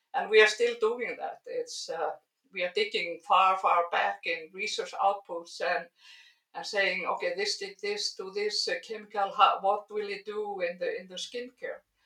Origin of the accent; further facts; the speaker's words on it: Iceland; also born or lived in United States; I'm a biologist uh, and I'm from Iceland